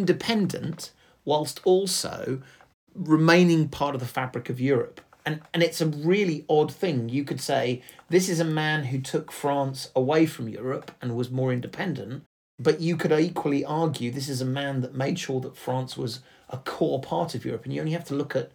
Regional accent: England, United Kingdom; we are English

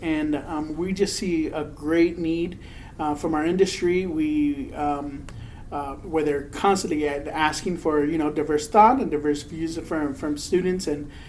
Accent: Texas, United States; born there; So I am a Mexican-American. I was born in Texas.

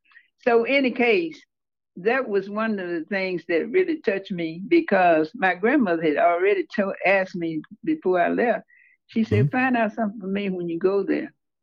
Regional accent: Holly Springs, Mississippi, United States; moved away; also born or lived in Chicago; I was born and reared in Holly Springs.

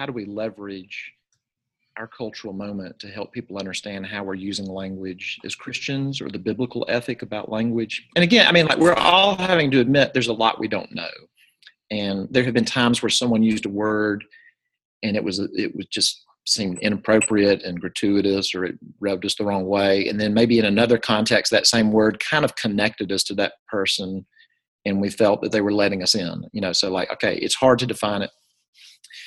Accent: Jackson, Mississippi, United States; I'm from Jackson, Mississippi

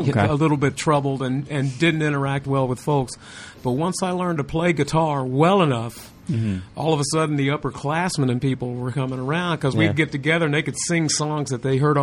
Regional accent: Atlanta, Georgia, United States; South side of Atlanta, Boulder Crest Drive, about a mile south of where the Earl is down there in East Atlanta.

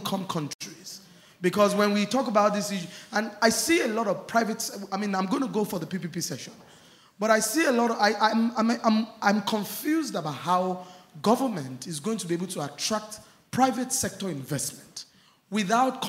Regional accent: Nigeria; I come from Nigeria.

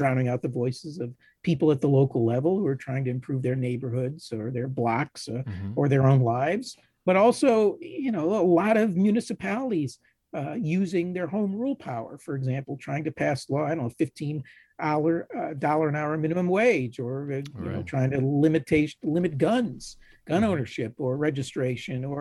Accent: Ohio, United States; I'm from Ohio

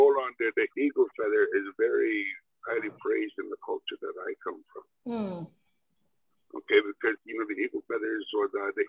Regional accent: Saskatchewan, Canada; first language Cree; English is a second language; my late grandfather in a little log cabin growing up in Saskatchewan.

